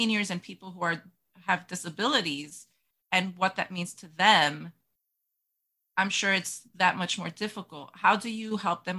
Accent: New Jersey, United States; As a kid, I grew up living in New Jersey, but visiting my grandparents and family in Manhattan

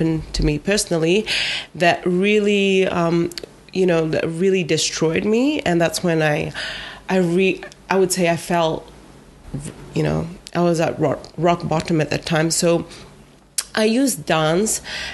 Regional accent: Vivia, Lau Islands, Eastern Division, Fiji; I'm from Vivia

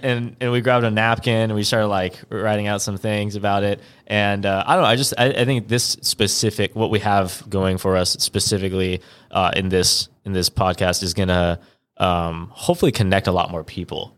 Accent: California, United States; I'm kind of from California

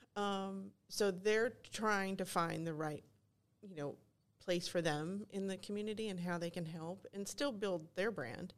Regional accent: Kentucky, United States; moved away as an adult; also born or lived in North Fulton area, Georgia; now in Forsyth County, United States; I'm originally from Kentucky

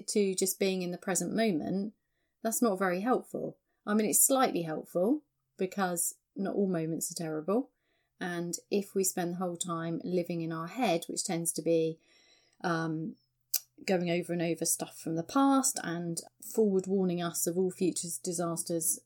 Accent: England, United Kingdom; that's just how we are as English people

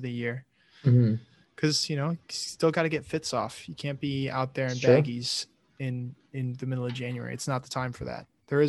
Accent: Michigan, United States; I think it comes from the territory of growing up in Michigan. Like, it's freezing cold, like, 8 months out of the year, so.

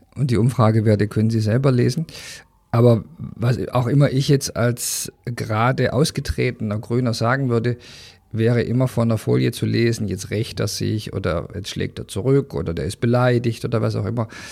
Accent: Germany; als Deutscher

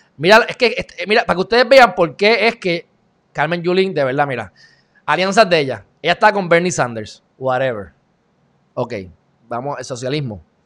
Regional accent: Puerto Rico; somos puertorriqueños, vivimos en Puerto Rico

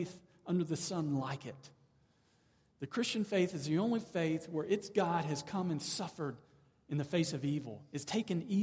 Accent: the South, United States; moved away; I grew up in the South. I'm now back in the South.

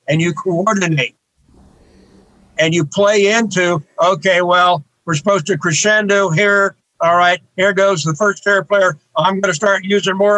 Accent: northern Wyoming, United States; now in Tucson, United States; I was the first classically oriented musician in my hometown in northern Wyoming

